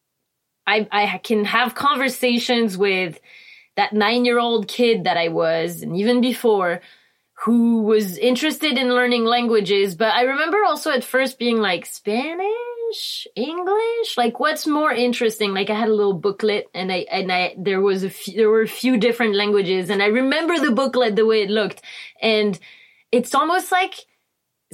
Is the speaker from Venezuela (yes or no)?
no; Réunion; English is a second language; also born or lived in Cannes, France / France; now in California, United States; So I grew up in Reunion Island, which is a small island off the coast of Madagascar.